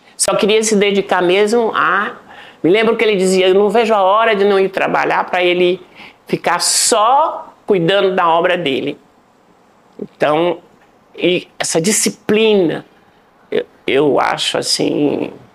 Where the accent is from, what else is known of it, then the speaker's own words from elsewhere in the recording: Salvador, Bahia, Brazil; moved away as an adult; also born or lived in Berkeley / New York; É, nasci em Salvador, Bahia.